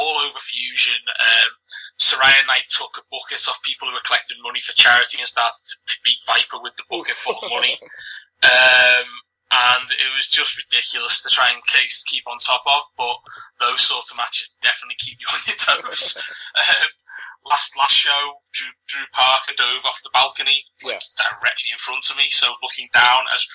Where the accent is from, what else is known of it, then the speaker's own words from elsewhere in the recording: Liverpool, North West England, United Kingdom; accent: Scouse; you can tell by my accent, I'm a Scouser, I'm proud of it. I haven't got the strongest Liverpool accent